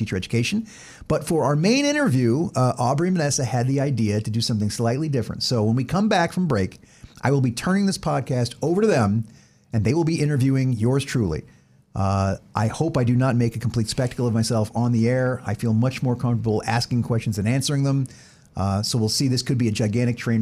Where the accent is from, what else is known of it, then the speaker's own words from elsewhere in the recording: west coast of Florida, United States; also born or lived in San Diego, California / Georgia; I was born in San Diego, California. My dad was stationed there in the Air Force. We only lived there for a year, then moved to Florida to be closer to my mom's family. And outside of 4 years living in Georgia, I lived basically my entire life in Florida, west coast of Florida